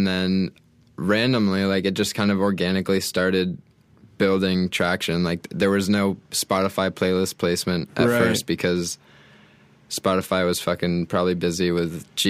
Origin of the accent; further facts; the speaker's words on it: Portland, Maine, United States; I'm like right on the coast, like in the southern part, like right on the ocean.